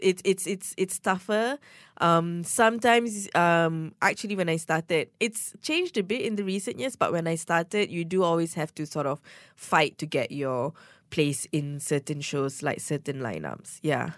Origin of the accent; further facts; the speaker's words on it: Ampang, Selangor, Malaysia; I'm from Ampang, and Ampang girls, okay, we don't date anyone beyond Damansara